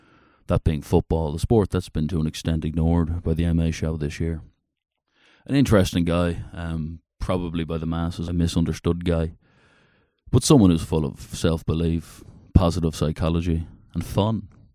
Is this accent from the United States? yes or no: no; Dublin, Leinster, Ireland; I'm an Irishman, yeah.